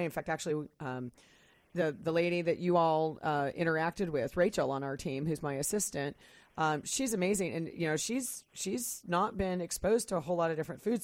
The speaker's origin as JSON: {"language": "English", "region": "Kansas", "country": "United States", "tie": "born or raised there", "moved": "yes", "lives_now": "Pacific Northwest, United States", "said": "I grew up in Kansas"}